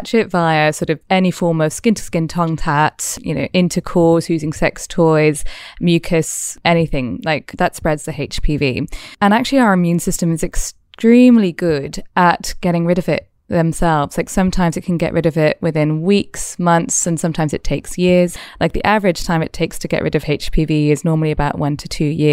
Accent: Wales, United Kingdom; now in Australia; I'm from Wales. I probably say things differently all over again

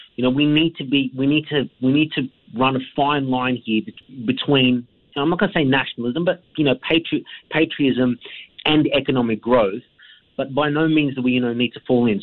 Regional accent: Australia; as an Australian

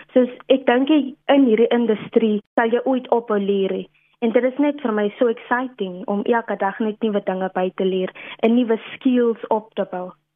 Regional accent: Steinkopf, Northern Cape, South Africa; now in Stellenbosch, South Africa; ek is oorspronklik van Steenkof daar in Namakwa land. Dis 'n regte trotse Kaunar, soos ons onsself noem.

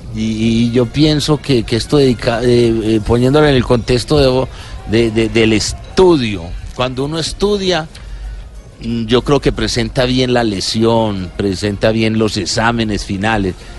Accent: Colombia; como colombiano

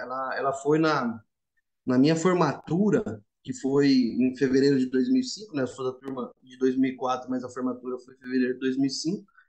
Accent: São Paulo, Brazil; Sou paulista, paulistano e São Paulino, vim da capital

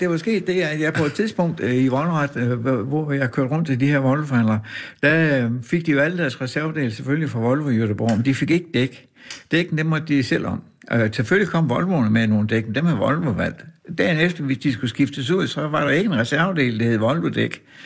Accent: Horsens, Central Denmark Region, Denmark; moved away; also born or lived in Aarhus; min barndomsby, Horsens

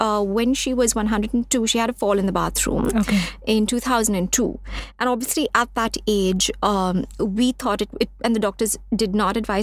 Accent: Mumbai, Maharashtra, India; So we're based in Bombay. We're from Bombay

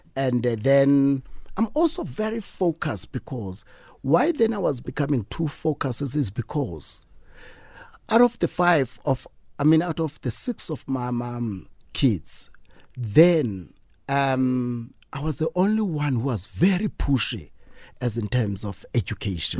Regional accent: East London, Eastern Cape, South Africa; we grew up in East London

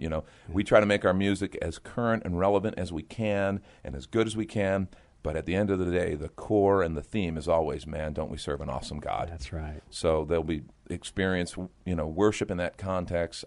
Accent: just outside of Chicago, Illinois, United States; now in San Antonio, United States; I grew up actually just outside of Chicago, Illinois

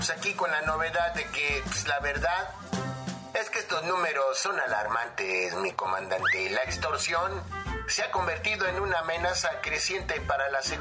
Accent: Zacazonapan, State of Mexico, Mexico; Hay a ver norte allá en Zacazonapan, allá el pueblo de donde yo soy.

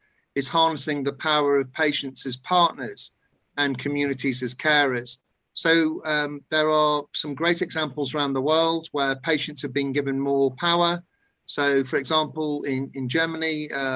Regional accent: United Kingdom; In my own country, in the United Kingdom

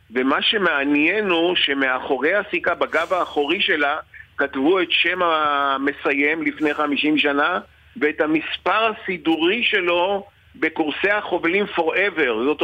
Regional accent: Israel; אני כותב את השם שלי בעברית, אני לא כותב בלועזית, אני ישראלי, יהודי בארץ ישראל.

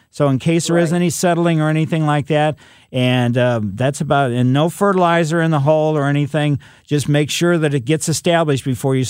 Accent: Ellisville, Missouri, United States; But growing up in Ellisville, which is, you know, West County, we had peach trees and we had cherry tree in our backyard.

